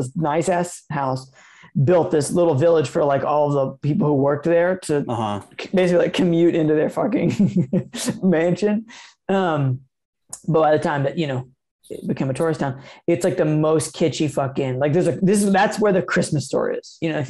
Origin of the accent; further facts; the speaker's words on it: Asheville, North Carolina, United States; in my hometown of Asheville, North Carolina